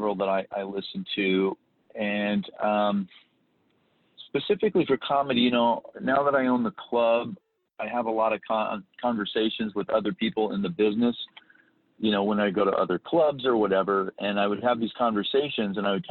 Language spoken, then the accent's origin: English; Council Bluffs, Iowa, United States; moved away as an adult; also born or lived in Midwest; now in Arizona, United States; Originally I'm from Iowa, Council Bluffs, Iowa.